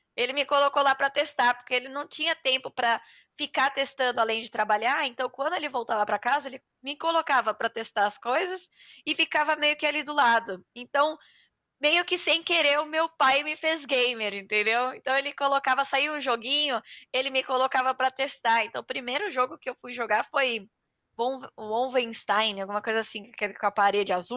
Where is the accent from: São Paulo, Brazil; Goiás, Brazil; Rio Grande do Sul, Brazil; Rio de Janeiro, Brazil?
São Paulo, Brazil; Itu; eu venho é, de Itu, no interior de São Paulo